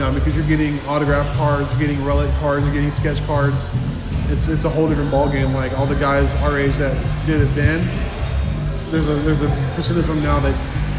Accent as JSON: {"language": "English", "town": "Houston", "region": "Texas", "country": "United States", "said": "we're from Houston"}